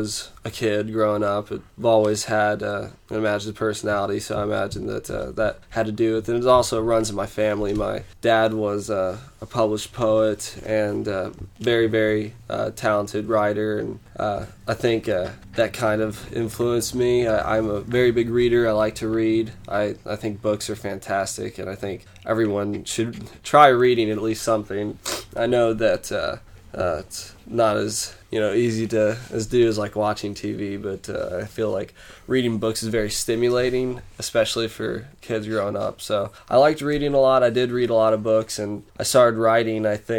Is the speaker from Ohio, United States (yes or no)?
no; St. James, Missouri, United States; now in Columbia, United States; I'm from St. James, Missouri. It's a small town, under 5,000, about 4,000 people. And when growing up there